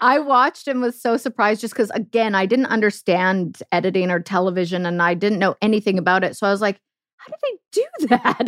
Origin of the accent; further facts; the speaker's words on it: Canada; moved away as an adult; also born or lived in Germany; living the dream as a Canadian